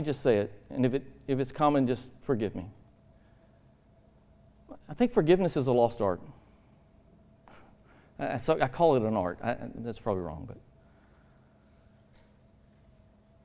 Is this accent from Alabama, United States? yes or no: yes; Alabama, United States; also born or lived in Georgia; I'm from Alabama